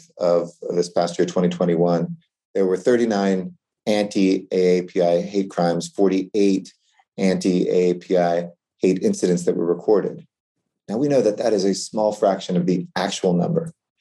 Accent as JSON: {"language": "English", "town": "Los Angeles", "region": "California", "country": "United States", "tie": "born or raised there", "said": "I grew up here in Hollywood"}